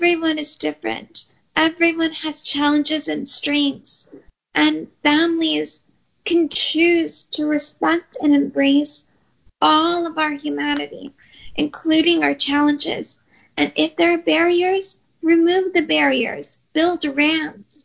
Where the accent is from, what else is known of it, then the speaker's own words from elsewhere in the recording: Oakland, California, United States; I was born and raised in Oakland, California